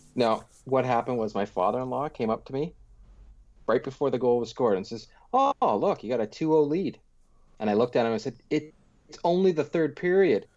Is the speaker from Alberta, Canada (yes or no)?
no; Pickering, Ontario, Canada; I grew up in Pickering.